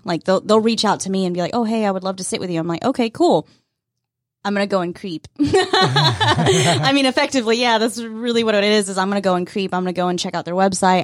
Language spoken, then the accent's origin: English; Fannin County, Georgia, United States; I grew up in Fannin County.